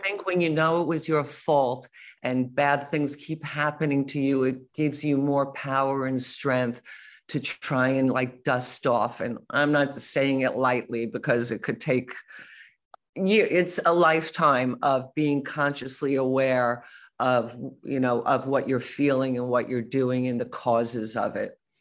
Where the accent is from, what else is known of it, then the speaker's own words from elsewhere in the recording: United States; I'm American